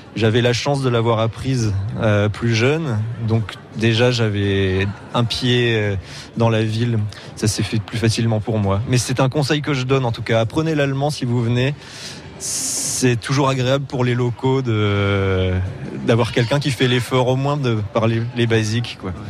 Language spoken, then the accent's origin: French; Montpellier, Occitania, France; moved away as an adult; now in Berlin, Germany; Je suis de Montpellier même. Je suis né dans l'ancienne maternité qui a fermé depuis. donc vrai Montpellier